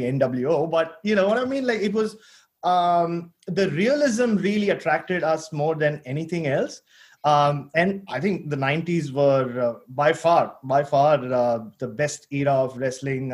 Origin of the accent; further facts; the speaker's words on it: India; moved away; also born or lived in Australia; I grew up in India, unlike you guys, where, you know, it was a very conservative society